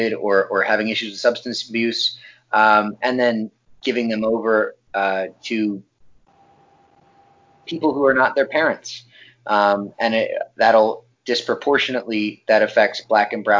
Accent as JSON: {"language": "English", "town": "New Tripoli", "region": "Pennsylvania", "country": "United States", "said": "I'm from New Tripoli originally, Pennsylvania"}